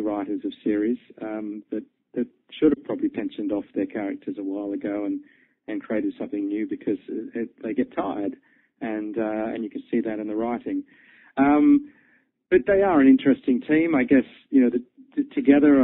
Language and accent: English; Australia; moved away as an adult; also born or lived in London, United Kingdom; I was born and bred in Australia, but I spent a lot of time working in, in the UK on Fleet Street